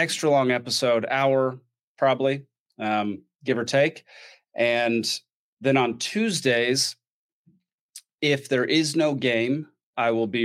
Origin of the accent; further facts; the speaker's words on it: Texas, United States; moved away as an adult; now in Atlanta, United States; I grew up in Texas. I was born in Texas, spent 30 years in Texas